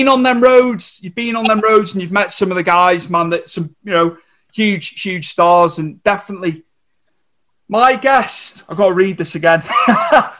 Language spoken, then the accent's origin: English; North Wales, United Kingdom; we came from North Wales